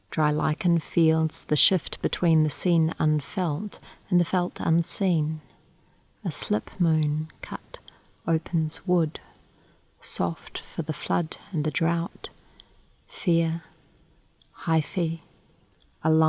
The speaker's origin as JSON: {"language": "English", "country": "New Zealand", "also_born_or_lived": "Australia / Singapore", "lives_now": "Canberra, Australia", "said": "I'm from Aotearoa, New Zealand, also from Australia, and recently I've arrived here from Singapore."}